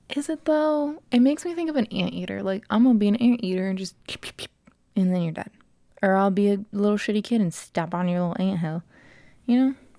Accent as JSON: {"language": "English", "town": "Vandalia", "region": "Ohio", "country": "United States", "said": "Vandalia, Ohio, United States of America."}